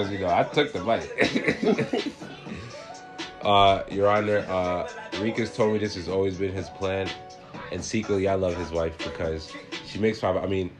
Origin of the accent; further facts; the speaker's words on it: Minnesota, United States; San Bernardino. I'm from Minnesota.